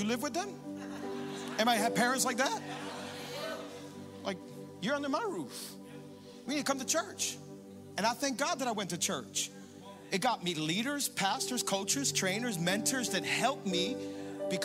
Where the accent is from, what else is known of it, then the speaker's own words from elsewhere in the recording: Hialeah, Florida, United States; I grew up in Hialeah playing baseball